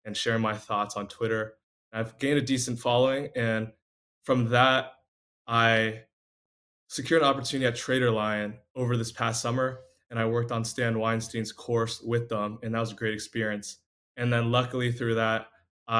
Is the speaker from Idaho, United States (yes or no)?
no; Vienna, Virginia, United States; I am from Vienna, Virginia, a suburb outside of DC